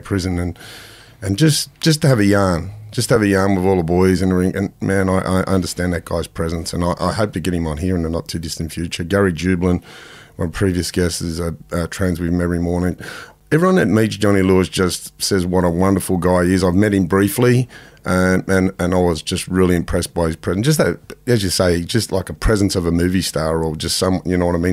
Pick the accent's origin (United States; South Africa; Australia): Australia; Sydney, New South Wales; growing up in Mount Druitt, there was plenty of families like